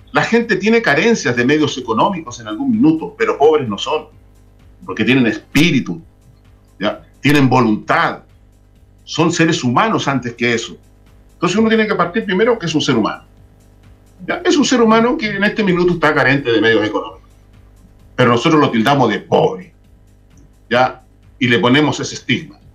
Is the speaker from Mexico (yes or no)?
no; Chile; Nosotros somos chilenos.